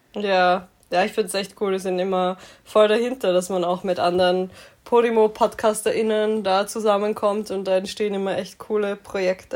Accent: Graz, Styria, Austria; moved away as an adult; now in Vienna, Austria; ich komme ursprünglich aus Graz und bin so alibimäßig fürs Studium nach Wien gezogen

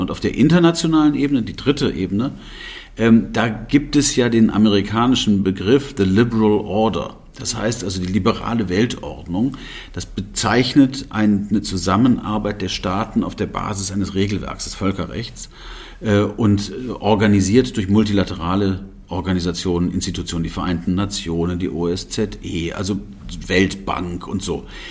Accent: Germany; wir haben ja als Deutsche

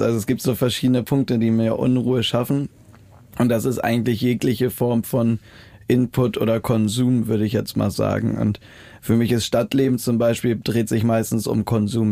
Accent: Germany; moved away; an der Ostsee, so in der Heimat

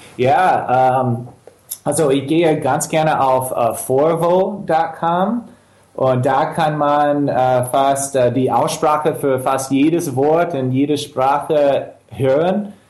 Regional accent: Chicago, Illinois, United States; German is a second language; moved away as an adult; now in Germany; ich bin Englischlehrer, ich komme aus Chicago und ich bin seit, ähm, ich bin vor drei Jahren nach, nach Deutschland gezogen

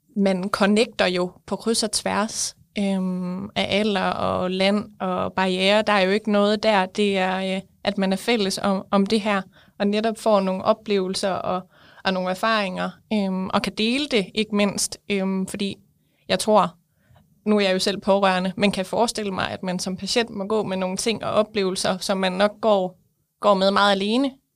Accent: West Jutland, Central Denmark Region, Denmark; jeg kommer fra Vestjylland

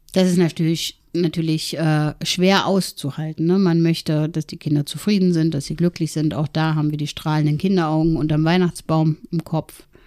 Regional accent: East Germany, Germany; ich bin ähm, in der DDR geboren

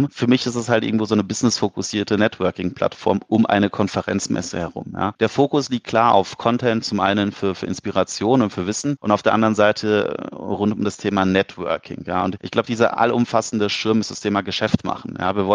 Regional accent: Cologne, North Rhine-Westphalia, Germany; Und wir als Kölner sind ja grundsätzlich so ein bisschen bekannt für Gastfreundschaft

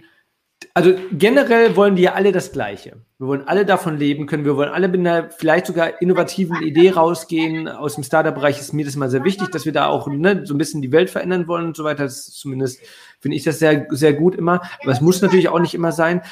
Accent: Ruhr area, North Rhine-Westphalia, Germany; ich komme aus dem Ruhrgebiet

